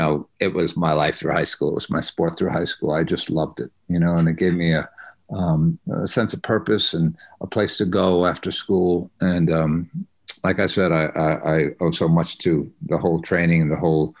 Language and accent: English; Connecticut, United States; moved away as an adult; also born or lived in New York; now in Los Angeles, United States; I grew up on the East Coast. I grew up in Connecticut